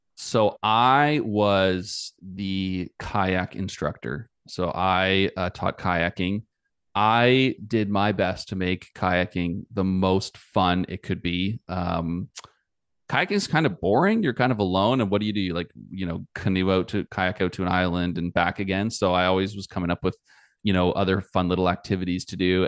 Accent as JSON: {"language": "English", "country": "Canada", "said": "I'm Canadian"}